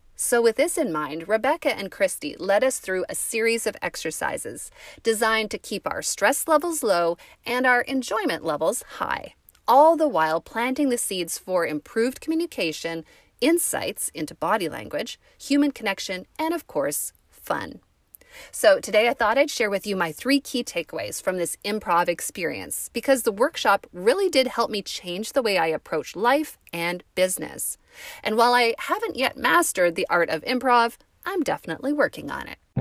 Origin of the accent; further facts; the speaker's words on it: Canada; we're Canadian